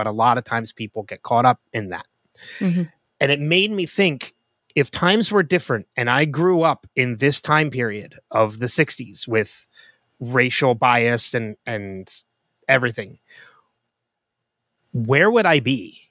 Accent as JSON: {"language": "English", "region": "New Jersey", "country": "United States", "tie": "born or raised there", "said": "I was born and raised in New Jersey"}